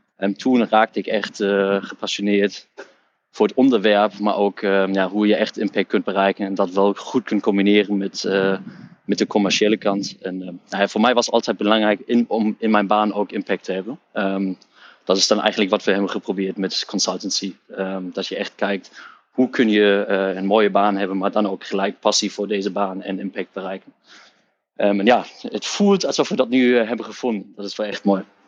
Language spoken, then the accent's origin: Dutch; Hamburg, Germany; Dutch is a second language; moved away as an adult; now in Netherlands; ik ben opgegroeid in Duitsland, in Hamburg, in het noorden van Duitsland